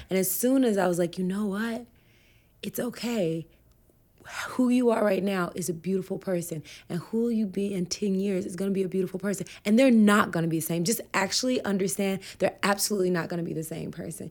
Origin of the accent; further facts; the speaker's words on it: Humboldt, Tennessee, United States; I grew up in Tennessee